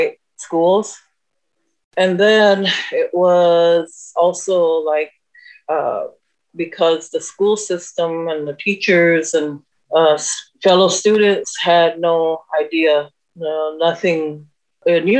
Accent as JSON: {"language": "English", "area": "Omaha Nation", "region": "Nebraska", "country": "United States", "said": "I'm from the Omaha Nation"}